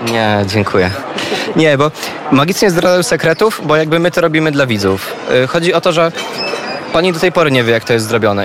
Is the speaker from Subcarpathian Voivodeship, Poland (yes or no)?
no; Lublin, Lublin Voivodeship, Poland; ja jestem z Lublina generalnie i od bardzo małego chłopaka, pamiętam jak miałem 10, 11, 12 lat